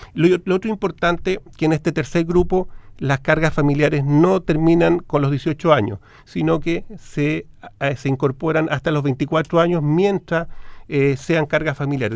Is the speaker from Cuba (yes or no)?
no; Chile; como chilenos